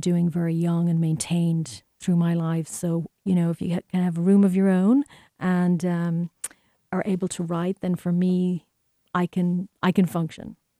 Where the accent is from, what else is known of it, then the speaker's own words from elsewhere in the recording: Ireland; moved away as an adult; now in United States; growing up in Ireland